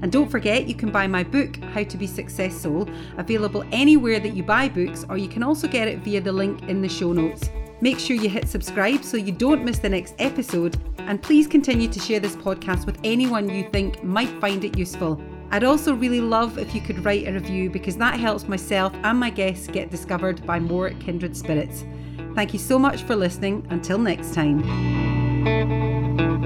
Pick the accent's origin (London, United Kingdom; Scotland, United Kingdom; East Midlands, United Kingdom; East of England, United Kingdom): Scotland, United Kingdom; as a Scot, it's always raining in Scotland